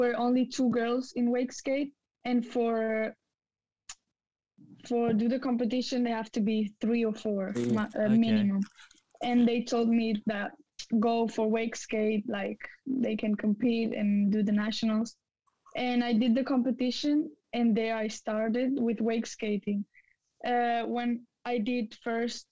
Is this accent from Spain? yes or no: yes; Spain; I come from Spain and now I'm 16 years old.